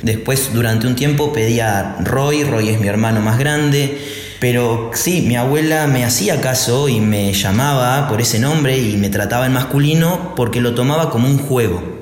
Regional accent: Argentina; soy de Argentina

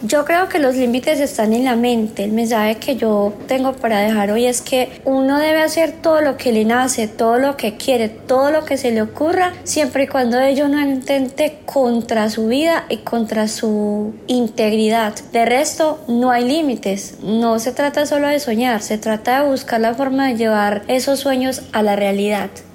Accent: Pereira, Risaralda, Colombia; now in Medellín, Colombia; soy de Pereira, pero vivo actualmente en la ciudad de Medellín

